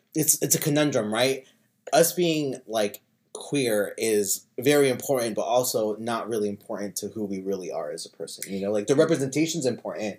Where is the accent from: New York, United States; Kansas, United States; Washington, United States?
Kansas, United States; moved away as an adult; now in California, United States; I'm from Kansas. I'm from a small town in Kansas. And ever since I graduated high school, I just went from school to school